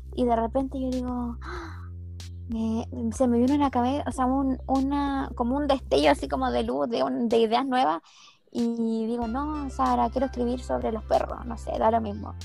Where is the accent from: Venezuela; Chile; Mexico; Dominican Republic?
Chile; born or raised there